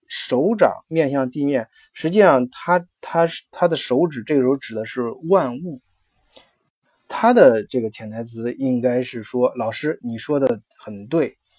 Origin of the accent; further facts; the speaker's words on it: China; 我们中国人讲的性本善